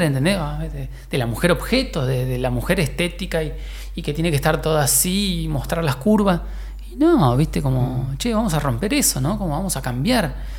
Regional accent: Argentina; also born or lived in Mexico; me fui de acá de, de Argentina.

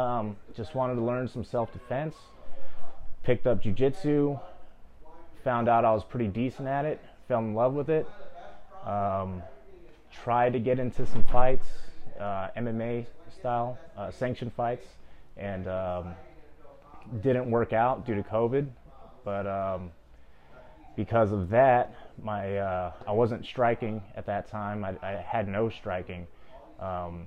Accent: San Bernardino, California, United States; also born or lived in Los Angeles, California; I was raised, born and raised in San Bernardino, moved out to LA as a teenager.

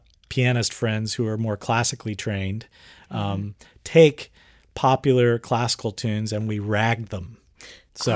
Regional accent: Houston, Texas, United States; also born or lived in New York; I grew up here in Houston

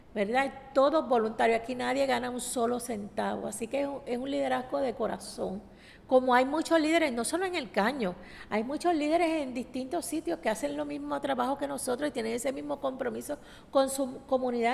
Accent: San Juan, Puerto Rico; yo soy nacida y criada en Barrio Obrero hace 60 años

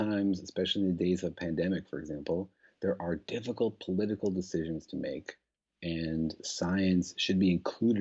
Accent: Los Alamos, New Mexico, United States; I grew up in Los Alamos. I'm from that area.

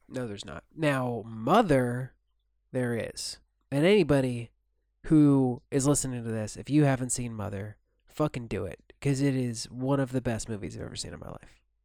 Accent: United States; moved away as an adult; now in Turkey; I'm still an American citizen

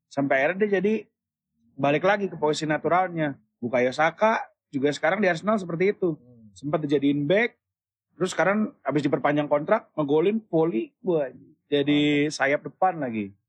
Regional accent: West Sumatra, Indonesia; tapi gue sebagai orang Minang tetap punya orang Minang

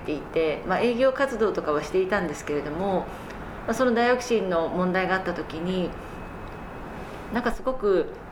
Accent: Tokyo, Japan; also born or lived in Fukaya, Saitama / United States; 私あの東京で生まれるんですけれども

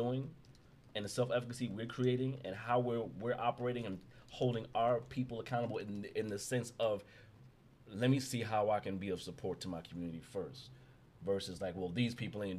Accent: New York City, New York, United States; born and raised in Brownsville

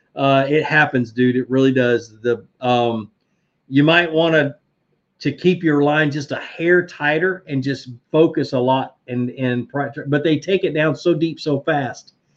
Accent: Virginia, United States; moved away; I was born in Virginia

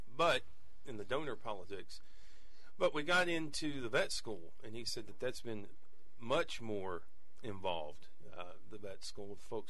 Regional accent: Abernathy, Texas, United States; whenever I was growing up in Abernathy

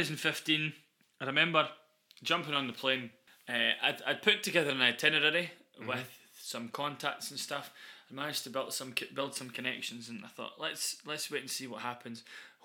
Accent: Newbigging, Scotland, United Kingdom; also born or lived in Carnoustie; we're from Angus, right? We are. So we've grown up knowing all about the Declaration of Arbroath and its importance to Scotland

